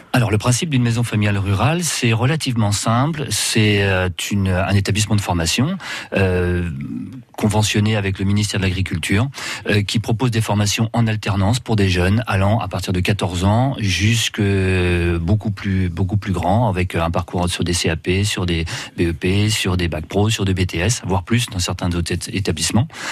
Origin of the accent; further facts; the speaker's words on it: Guingamp, Brittany, France; moved away as an adult; je suis né à Guingamp et naturellement j'ai fait mes études là-bas.